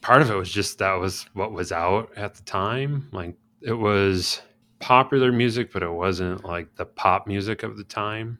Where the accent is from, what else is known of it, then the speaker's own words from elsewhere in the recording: Chicago, Illinois, United States; growing up in Chicago, my parents made the decision to send me to private school